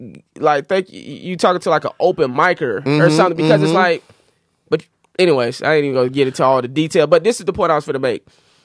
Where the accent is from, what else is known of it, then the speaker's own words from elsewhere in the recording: Florida, United States; hey, I'm a nigga from Florida at the end of the day.